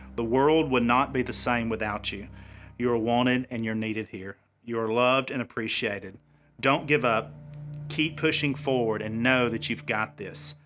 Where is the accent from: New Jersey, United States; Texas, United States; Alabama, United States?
Alabama, United States; Cedar Bluff; God put me back in my hometown and put me back serving, uh, my home people, if I will, my family in Cherokee County